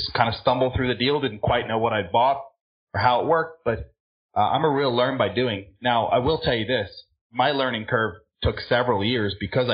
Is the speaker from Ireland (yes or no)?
yes; Ireland; also born or lived in California; now in Florida, United States; I'm originally from Ireland